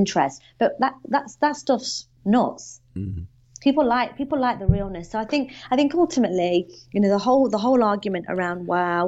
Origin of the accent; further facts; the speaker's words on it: United Kingdom; I'm not Australian. I'm from the UK.